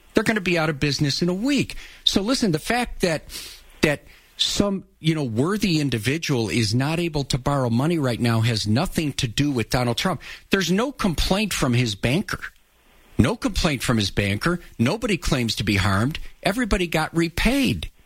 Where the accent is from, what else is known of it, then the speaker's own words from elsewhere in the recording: Chicago, Illinois, United States; we grew up in Chicago first in an apartment on the south side